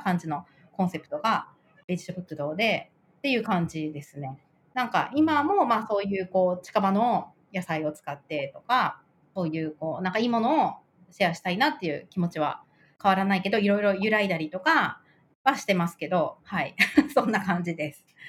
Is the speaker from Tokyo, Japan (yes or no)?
yes; Tokyo, Japan; moved away as an adult; also born or lived in France; now in Niigata, Japan; 東京、父は東京なんで、ずっと東京で生まれ育って